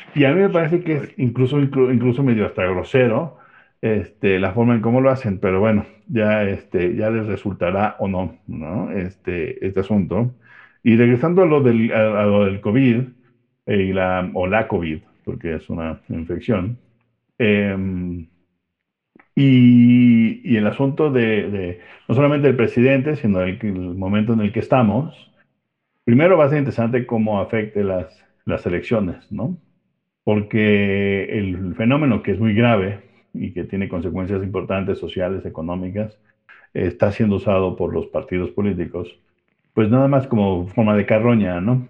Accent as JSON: {"language": "Spanish", "country": "Mexico"}